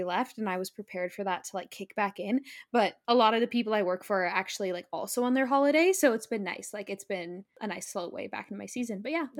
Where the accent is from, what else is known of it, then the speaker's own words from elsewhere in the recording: California, United States; we flew over to my hometown in California to see my family for like a little over a week.